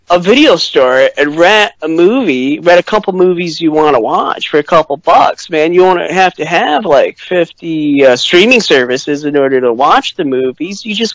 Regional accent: Michigan, United States; Because I'm from Michigan

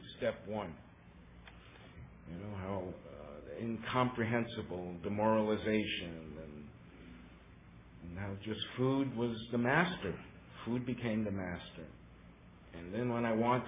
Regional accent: New York City, New York, United States; moved away; also born or lived in Long Island; I was born on the Lower East Side in New York City

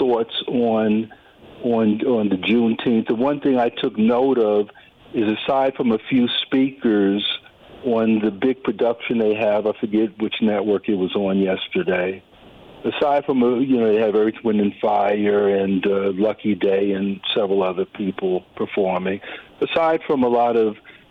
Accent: United States; I'm a black American, but I'm still rooted in cultural norms and traditions going back to the Caribbean

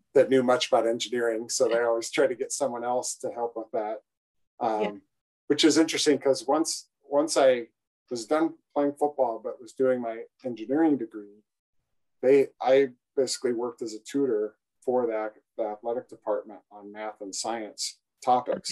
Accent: Iowa, United States; growing up in Iowa

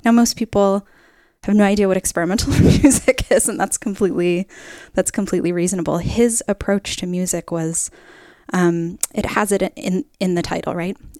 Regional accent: Middletown, Connecticut, United States; now in Oregon, United States; I grew up in Middletown, Connecticut

